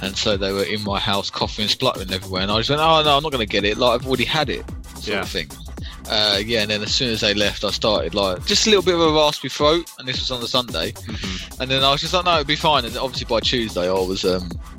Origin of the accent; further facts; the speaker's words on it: United Kingdom; we are very British